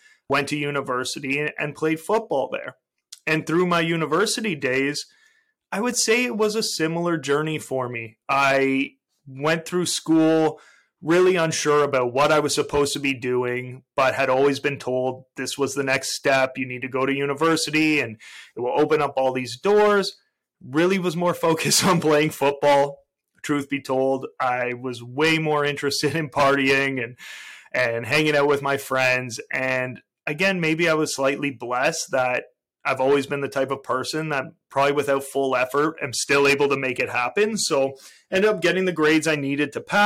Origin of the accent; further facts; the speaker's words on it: Toronto, Ontario, Canada; I'm a Canadian. I was born and raised in Toronto, Canada